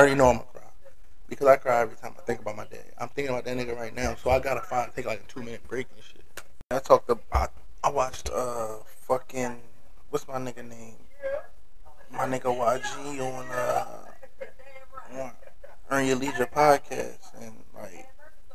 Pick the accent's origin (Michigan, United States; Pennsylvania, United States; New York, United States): Pennsylvania, United States; Philadelphia; moved away as an adult; I'm from Philly, if you don't know. I'm from North, to be exact.